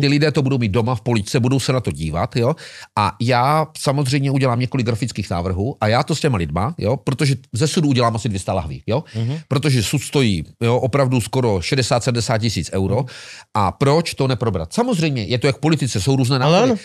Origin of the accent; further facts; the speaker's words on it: Moravia, Czechia; u nás na Moravě